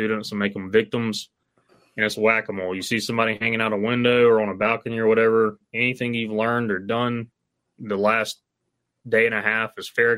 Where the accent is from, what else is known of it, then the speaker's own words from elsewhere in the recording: Mississippi, United States; I'm from Mississippi